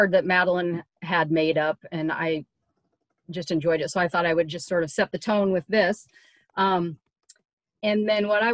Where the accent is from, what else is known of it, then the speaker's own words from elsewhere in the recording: Seattle, Washington, United States; moved away as an adult; also born or lived in Southern California / back east; now in Oregon, United States; I'm from Seattle originally